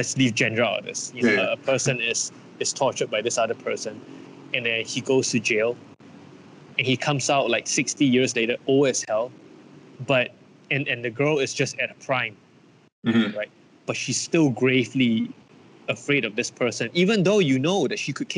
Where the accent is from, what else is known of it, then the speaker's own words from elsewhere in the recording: Malaysia; moved away as an adult; now in United States; me growing up in Malaysia